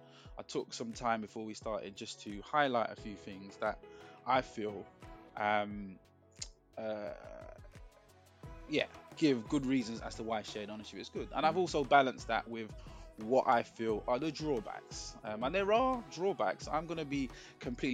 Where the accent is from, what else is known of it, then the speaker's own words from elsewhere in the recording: London, United Kingdom; I grew up in Hackney. I grew up in Hackney